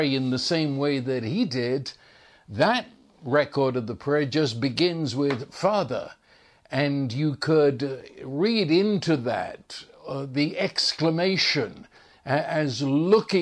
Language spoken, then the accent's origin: English; England, United Kingdom; growing up in England